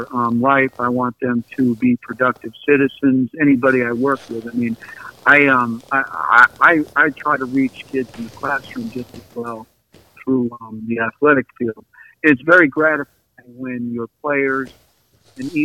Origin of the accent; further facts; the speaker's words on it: outside of Boston, Massachusetts, United States; where I grew up outside of Boston